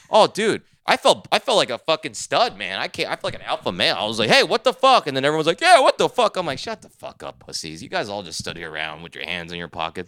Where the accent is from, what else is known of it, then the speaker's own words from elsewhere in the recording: New Jersey, United States; I'm from Jersey.